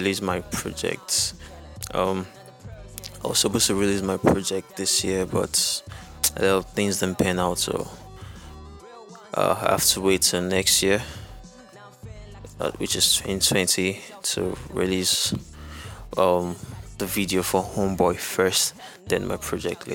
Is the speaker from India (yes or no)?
no; Nigeria; I'm an artist from Nigeria.